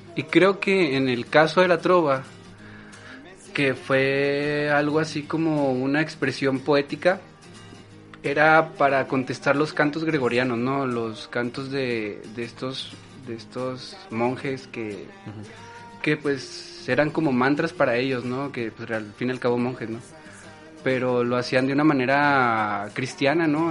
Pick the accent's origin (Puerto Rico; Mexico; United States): Mexico; Chihuahua; soy originario de Chihuahua, Chihuahua.